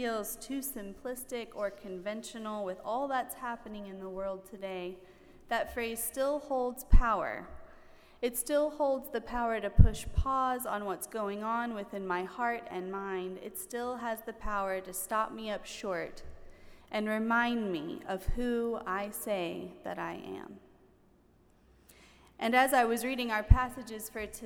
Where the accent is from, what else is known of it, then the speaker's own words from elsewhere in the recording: the South, United States; I grew up in the South, and down South, we have lots of colorful phrases